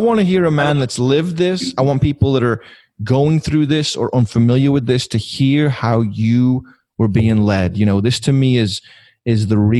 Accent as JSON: {"language": "English", "town": "Liverpool", "region": "North West England", "country": "United Kingdom", "tie": "born or raised there", "moved": "yes", "said": "Growing up in Liverpool, England"}